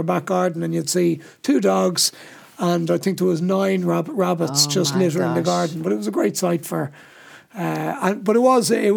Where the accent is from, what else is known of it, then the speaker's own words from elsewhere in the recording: Sutton, County Dublin, Ireland; I grew up in Sutton, and I went to school in St. Michael's